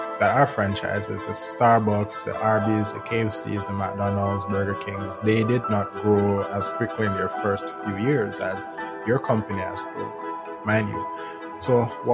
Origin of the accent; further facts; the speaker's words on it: Jamaica; I'm from Jamaica